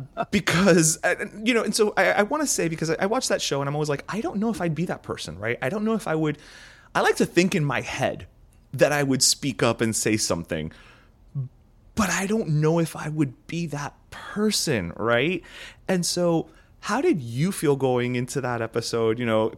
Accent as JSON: {"language": "English", "town": "Miami", "region": "Florida", "country": "United States", "said": "I am talking to fellow Miamians who have left, who have tamped down the accent"}